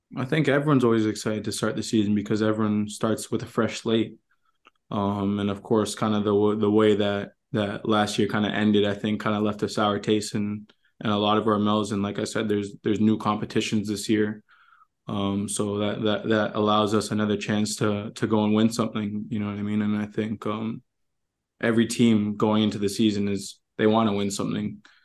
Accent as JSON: {"language": "English", "town": "Toronto", "region": "Ontario", "country": "Canada", "tie": "born or raised there", "moved": "as an adult", "lives_now": "Minnesota, United States", "said": "we grew up in Toronto"}